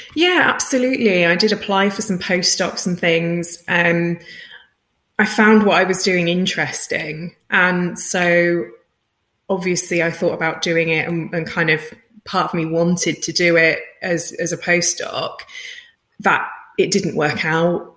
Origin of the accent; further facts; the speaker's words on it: United Kingdom; I'm British, so when I spell it as visualization, it has no Zs